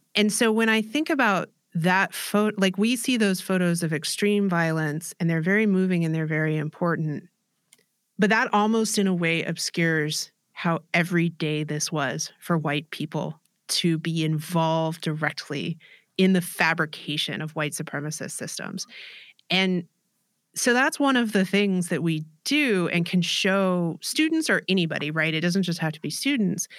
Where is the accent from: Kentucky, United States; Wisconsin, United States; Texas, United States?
Texas, United States; Austin; I'm from Austin, Texas.